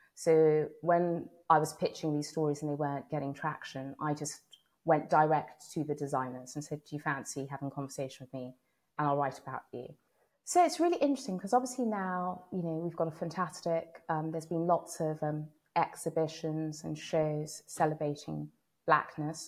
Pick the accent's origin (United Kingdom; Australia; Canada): United Kingdom; London; I grew up in London